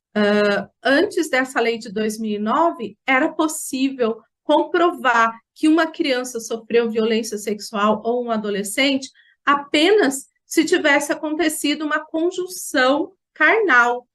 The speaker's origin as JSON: {"language": "Portuguese", "town": "Jacareí", "region": "São Paulo", "country": "Brazil", "said": "eu sou de Jacareí, no estado de São Paulo, e estive conselheira tutelar por três mandatos aqui no meu município"}